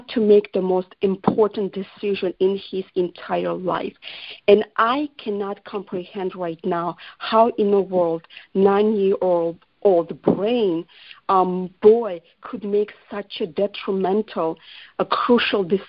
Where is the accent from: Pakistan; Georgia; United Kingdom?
Georgia; English is a second language; now in United States; I was born in Georgia and that's my fatherland, America is my home.